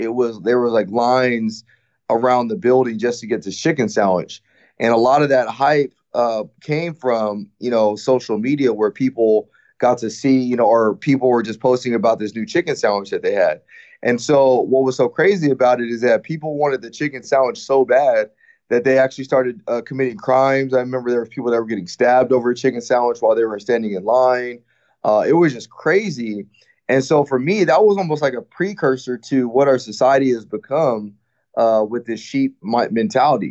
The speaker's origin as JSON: {"language": "English", "town": "Rialto", "region": "California", "country": "United States", "tie": "born or raised there", "also_born_or_lived": "Fontana, California", "said": "I was actually born in Fontana, California, which is probably a few miles just west of Rialto, California, which is where I was raised at. And so I grew up in Rialto, California"}